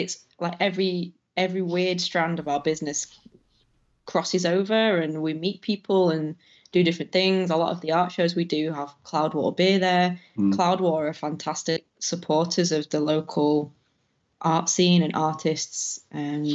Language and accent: English; Manchester, North West England, United Kingdom; I'm from Manchester anyway, and I met Chris whilst we were studying